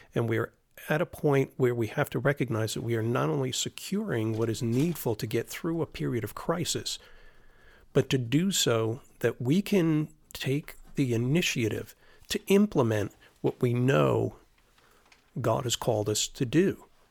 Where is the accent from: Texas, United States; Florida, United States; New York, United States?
Florida, United States; moved away; growing up in Florida